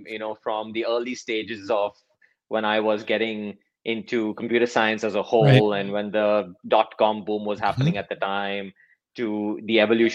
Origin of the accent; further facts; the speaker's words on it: Mumbai, Maharashtra, India; moved away as an adult; also born or lived in Clemson, United States / Chicago, United States; I grew up in Mumbai, India